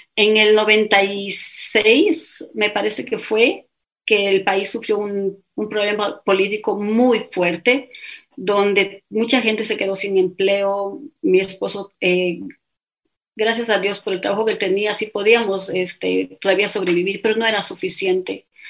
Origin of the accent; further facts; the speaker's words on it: Quito, Pichincha, Ecuador; accent: Ecuadorian; first language Spanish; moved away as an adult; also born or lived in Puyo, Pastaza, Ecuador / London, United Kingdom; now in Riyadh, Saudi Arabia; yo nací en Quito, crecí en el oriente, específicamente en el Puyo